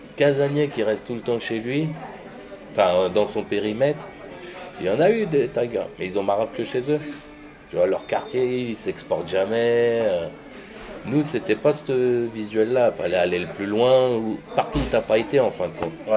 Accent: Saint-Denis, Île-de-France, France; also born or lived in Paris; j'étais de Saint-Denis, j'étais avec euh, les 93e

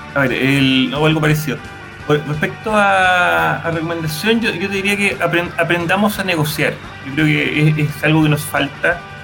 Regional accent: Chile; nuestro país

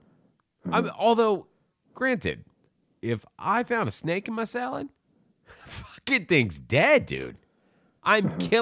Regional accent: the South, United States; I grew up in the South. I fucking had to pull lots of snakes out of chicken houses.

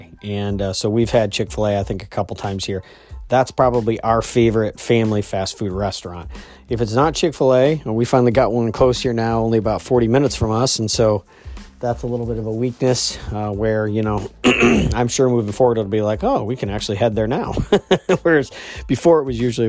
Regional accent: Midwest, United States; also born or lived in Scranton area, Pennsylvania; now in Maine, United States; Where I grew up out in the Midwest

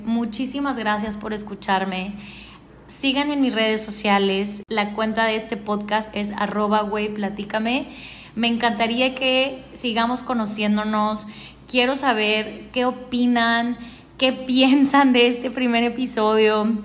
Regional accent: Ciudad Juárez, Chihuahua, Mexico; now in Cartagena, Colombia; Yo nací en Ciudad Juárez, Chihuahua en México. Hace muchísimo tiempo que ya no vivo en Juárez.

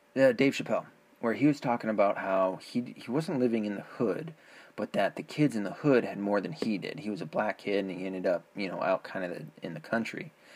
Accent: the South, United States; I grew up in the South where uh, blacks were primarily Christian.

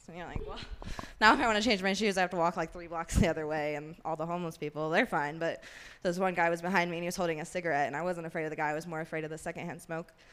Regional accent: Kentucky, United States; moved away as an adult; now in Colorado, United States; I'm from Kentucky

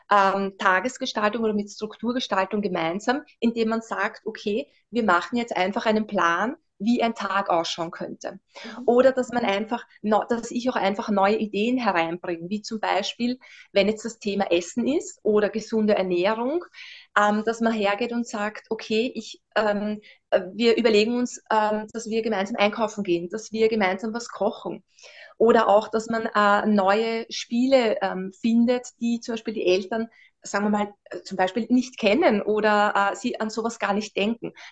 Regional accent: Vienna, Austria; Wie gesagt, ich bin aus Österreich, wie schon an, anfangs erwähnt, ähm, genau aus Wien.

